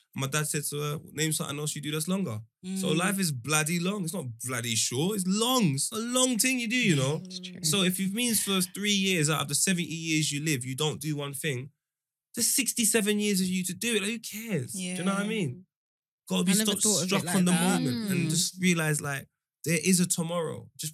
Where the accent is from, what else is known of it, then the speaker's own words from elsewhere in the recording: Jamaica; I'm Jamaican. I've got Nigerians saying their name was Benjamin and them thing there, and they're Jamaican. That's how I grew up.